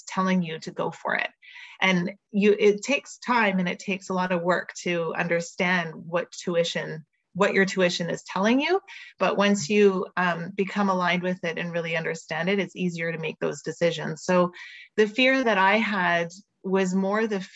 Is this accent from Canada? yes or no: yes; Montreal, Quebec, Canada; moved away as an adult; also born or lived in Vancouver; And I'm originally from Montreal